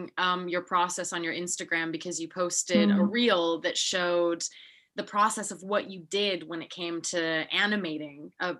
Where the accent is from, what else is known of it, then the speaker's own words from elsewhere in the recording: Salzburg, Austria; Yeah, and we come from Salzburg, Austria, where if you're not a banker or a lawyer, you are nothing.